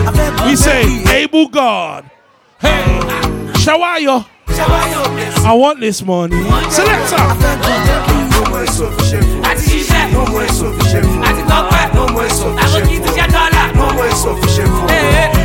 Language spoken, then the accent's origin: English; Nigeria; I'm from Nigeria